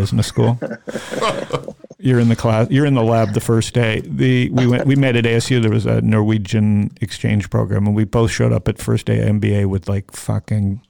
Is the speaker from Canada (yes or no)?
yes; Toronto, Ontario, Canada; I grew up in Toronto